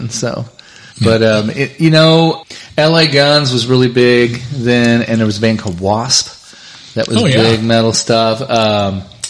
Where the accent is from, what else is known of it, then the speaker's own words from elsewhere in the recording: Missouri, United States; also born or lived in Nashville, Tennessee; we're from Missouri